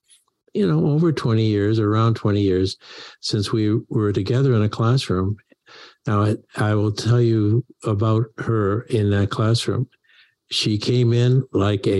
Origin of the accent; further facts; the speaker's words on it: Maine, United States; growing up in Maine